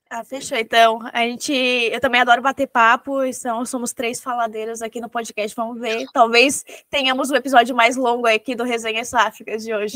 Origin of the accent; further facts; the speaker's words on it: Santa Catarina, Brazil; como catarinense